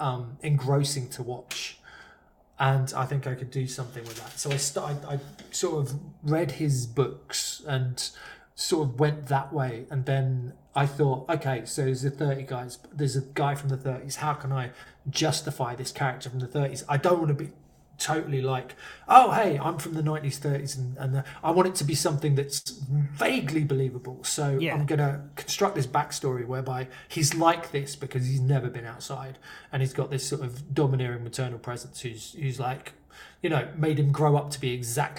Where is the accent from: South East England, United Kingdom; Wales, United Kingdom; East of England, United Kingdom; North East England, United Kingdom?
South East England, United Kingdom; Surrey; I was like, Surrey